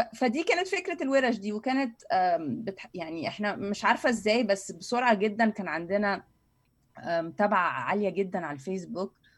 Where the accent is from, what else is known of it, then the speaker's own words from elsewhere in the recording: Cairo, Cairo Governorate, Egypt; انا اهلي من وسط البلد يعني من السيده زينب